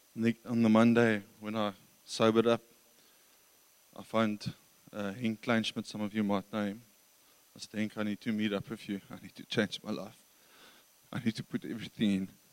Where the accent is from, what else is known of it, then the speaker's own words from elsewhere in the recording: Krugersdorp, Gauteng, South Africa; moved away; also born or lived in Johannesburg; I grew up in Johannesburg um, from Krugersdorp or Kriersdorp uh, west west of Joburg.